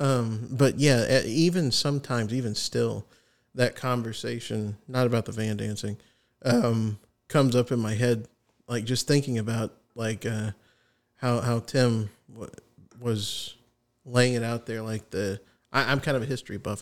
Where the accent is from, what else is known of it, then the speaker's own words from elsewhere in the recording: United States; As an American patriot